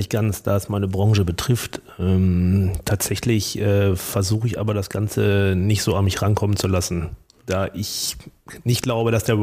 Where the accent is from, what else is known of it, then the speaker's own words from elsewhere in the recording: Hamm, North Rhine-Westphalia, Germany; durch meine Herkunft hier aus Hamm